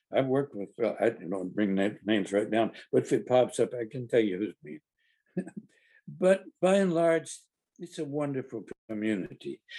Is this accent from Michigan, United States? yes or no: no; Carthage, Tennessee, United States; moved away; also born or lived in New York; my hometown paper the Carthage Courier, the only paper in the world that gives a whoop for Smith County.